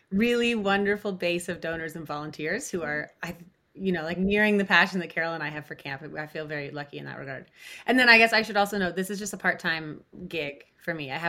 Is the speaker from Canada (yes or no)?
yes; Ontario, Canada; I was born in June, and I started attending camp shortly after. So I was I was one of those three weeks old, three week olds um, I grew up at I grew up at Camp Scugog, and I also went to Camp Oconto.